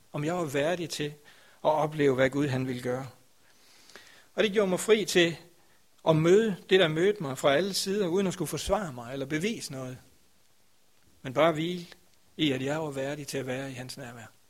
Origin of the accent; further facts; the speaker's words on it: Grindsted, Southern Denmark, Denmark; Grænsted, hvor jeg kommer fra